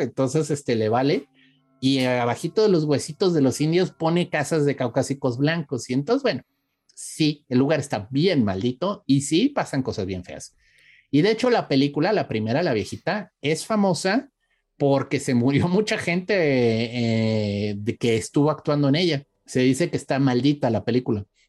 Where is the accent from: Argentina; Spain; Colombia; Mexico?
Mexico; nuestro Día de Muertos